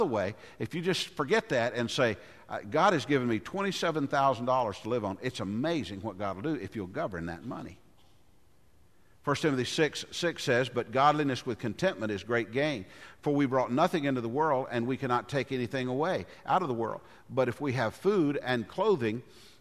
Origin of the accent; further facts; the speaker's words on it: Goodlettsville, Tennessee, United States; I grew up in Goodlettsville